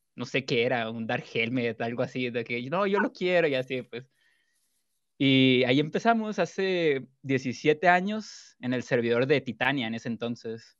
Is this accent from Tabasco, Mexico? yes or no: no; Culiacán, Sinaloa, Mexico; now in Guadalajara, Mexico; soy de Culiacán, Sinaloa, México. Ahorita vivo en Guadalajara